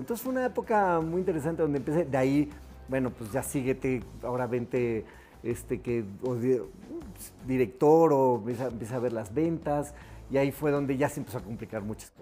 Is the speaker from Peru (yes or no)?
no; Guanajuato, Mexico; Nosotros somos originarios de Guanajuato